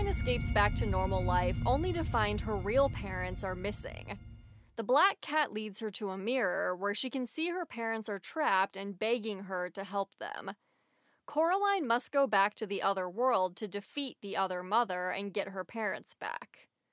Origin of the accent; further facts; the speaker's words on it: St. Louis, Missouri, United States; moved away as an adult; also born or lived in Los Angeles; I moved away from my hometown of Saint Louis, where all my friends and family are, to Los Angeles